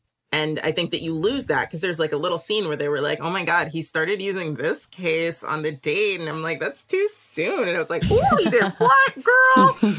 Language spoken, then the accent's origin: English; Los Angeles, California, United States; as a non-Korean speaker, but like I know like six words in Korean because I'm from Los Angeles.